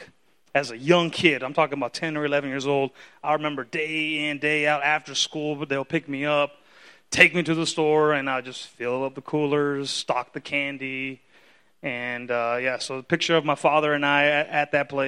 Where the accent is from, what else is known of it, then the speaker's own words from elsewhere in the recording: California, United States; first language Spanish; English is a second language; growing up in California, I didn't have any siblings